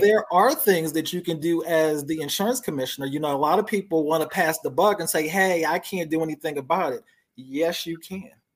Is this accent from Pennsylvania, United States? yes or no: yes; Philadelphia, Pennsylvania, United States; now in Georgia, United States; I grew up in Philly